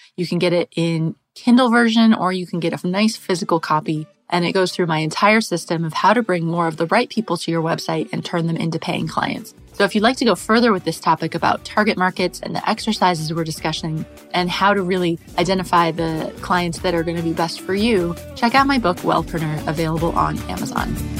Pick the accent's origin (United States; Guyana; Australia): United States; moved away as an adult; also born or lived in England / France; So I'm American. I grew up in the US